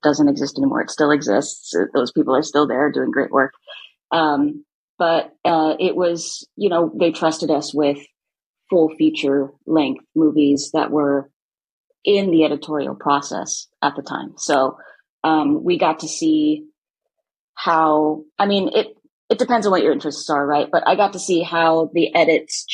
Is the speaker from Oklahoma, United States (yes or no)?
no; Ventura County, California, United States; moved away as an adult; now in Los Angeles, United States; I'm from Ventura County